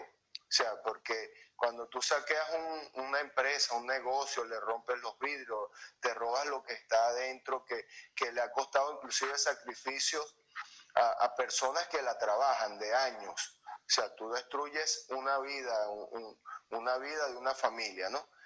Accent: Venezuela; moved away; nosotros somos venezolanos

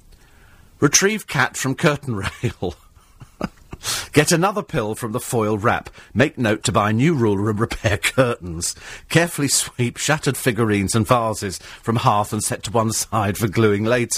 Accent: United Kingdom; being British

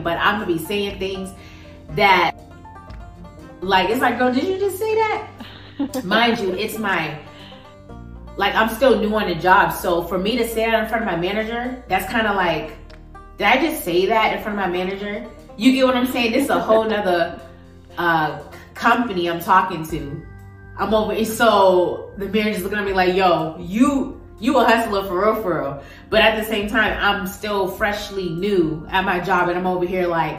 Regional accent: Boston, Massachusetts, United States; now in Las Vegas, United States; I'm from the East Coast.

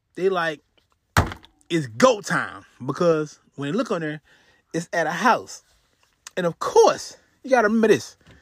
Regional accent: Houston, Texas, United States; I'm from Texas, Houston, Texas.

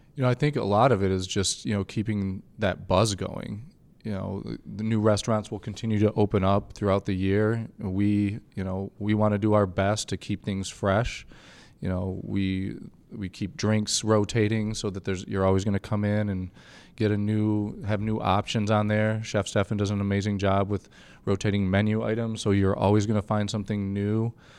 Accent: Grand Rapids, Michigan, United States; I'm from Grand Rapids. I'm very proud of this city

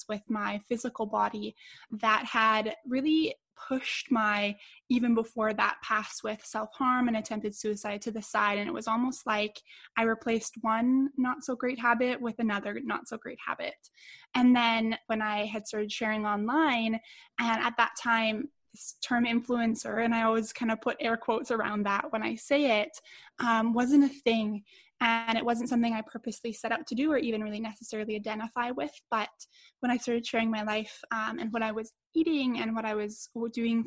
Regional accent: Edmonton, Alberta, Canada; my hometown here in Edmonton

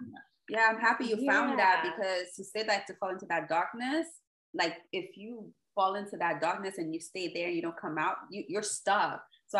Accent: Port-au-Prince, Ouest, Haiti; moved away; also born or lived in Jacmel; I was born in Port-au-Prince, but I'm always spending my time in Jacmel.

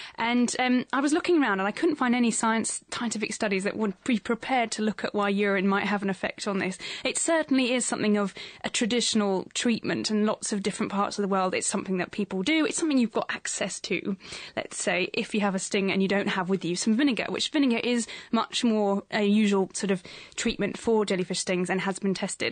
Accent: England, United Kingdom; accent: English, posh; our English accents

